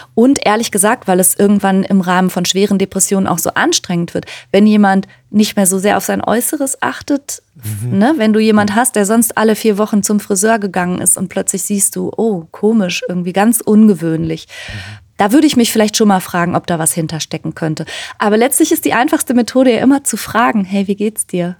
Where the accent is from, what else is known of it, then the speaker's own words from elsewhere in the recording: near Cologne, North Rhine-Westphalia, Germany; also born or lived in Ruhr area; in der Nähe von Köln bin ich geboren und groß geworden und im Ruhrgebiet